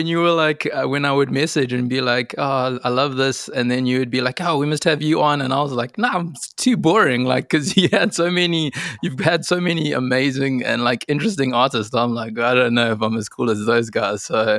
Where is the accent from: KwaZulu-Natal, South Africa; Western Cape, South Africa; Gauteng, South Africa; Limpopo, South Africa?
KwaZulu-Natal, South Africa; Durban; I love Durban, man. I'm actually finding now that I'm starting to miss it more and more